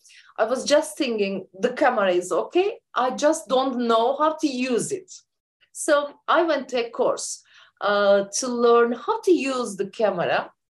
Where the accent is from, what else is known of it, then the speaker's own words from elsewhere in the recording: Turkey; I'm from Turkey and living in Ankara, the capital city of Turkey.